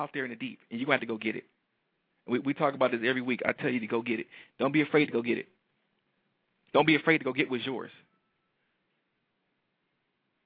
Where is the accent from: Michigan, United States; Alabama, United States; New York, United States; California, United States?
Michigan, United States; Detroit; a young black male from Detroit